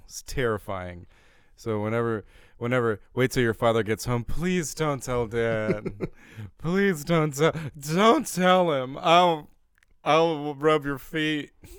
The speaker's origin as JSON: {"language": "English", "region": "Indiana", "country": "United States", "tie": "born or raised there", "said": "So when I was a kid growing up in Indiana, my brother and I went down into my grandparents' basement"}